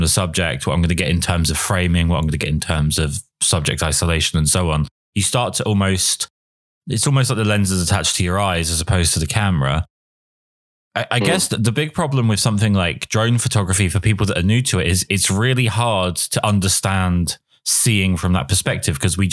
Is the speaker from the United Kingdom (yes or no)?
yes; England, United Kingdom; as an Englishman